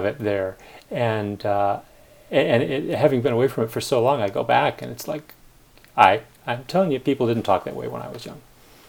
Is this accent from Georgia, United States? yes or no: no; Northern Illinois, United States; moved away as an adult; So I go back to my hometown in Northern Illinois. I swear, people talk differently